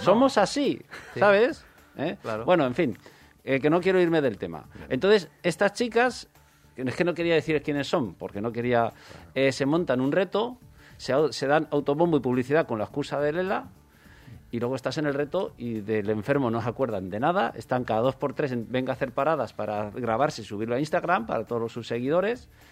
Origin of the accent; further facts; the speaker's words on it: next to Vallada, Valencian Community, Spain; me dieron un premio en mi pueblo